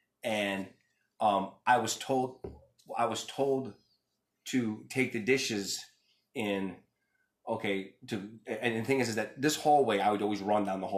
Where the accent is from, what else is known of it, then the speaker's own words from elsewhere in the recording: Bronx, New York, United States; growing up in the Bronx, you had bars on your windows.